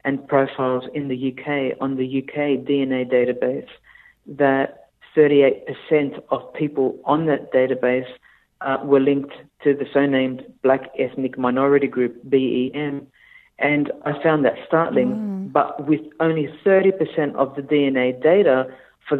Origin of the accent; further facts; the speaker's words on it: Australia; as an Australian